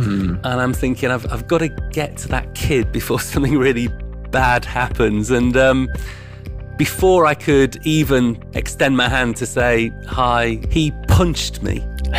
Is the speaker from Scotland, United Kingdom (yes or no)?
no; Yorkshire and the Humber, United Kingdom; Well, yeah, I'm a Yorkshireman. So born over in East Yorkshire near Hull and lived and grew up there.